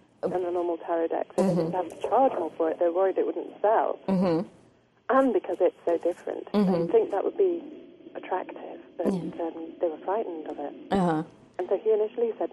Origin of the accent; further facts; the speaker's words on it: England, United Kingdom